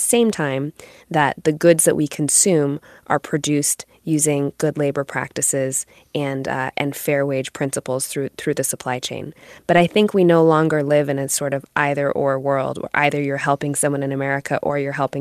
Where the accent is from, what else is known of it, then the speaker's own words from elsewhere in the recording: United States; I'm a first-generation American. My parents came here in the late 70s